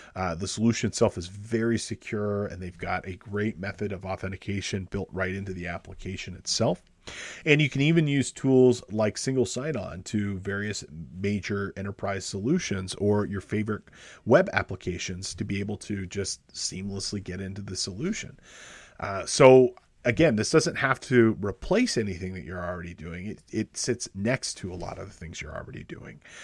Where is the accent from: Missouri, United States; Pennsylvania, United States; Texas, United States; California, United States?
California, United States; Los Angeles; my hometown of Los Angeles